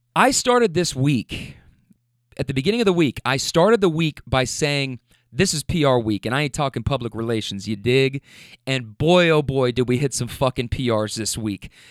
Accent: Louisville, Kentucky, United States; I rep Louisville, Kentucky

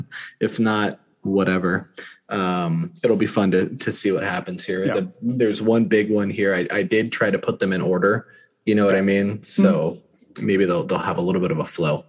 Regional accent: Los Angeles, California, United States; It's my hometown team

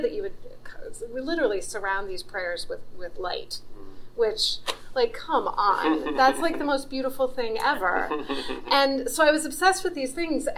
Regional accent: Colorado, United States; now in Iowa, United States; I grew up in Colorado, and I was pretty used to mountains being majesty and wildness

